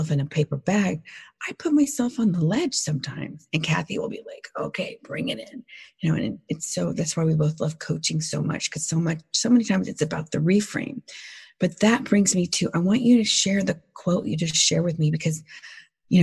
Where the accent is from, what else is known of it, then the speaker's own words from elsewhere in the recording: the South, United States; moved away; I'm from the South originally